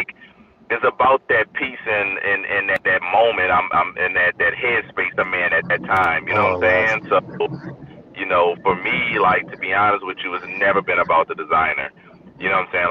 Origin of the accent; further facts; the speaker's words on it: New Orleans, Louisiana, United States; moved away; growing up in New Orleans, I'm originally from New Orleans